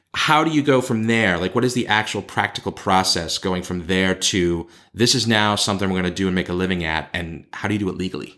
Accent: Boston, Massachusetts, United States; accent: Boston; moved away as an adult; now in Beijing, China; When I go back and visit my hometown

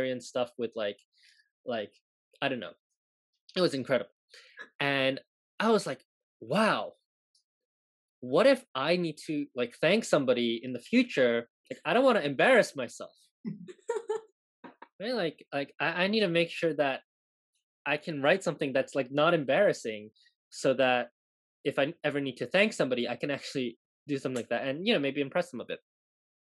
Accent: Hong Kong; moved away; also born or lived in Japan; I grew up in Hong Kong

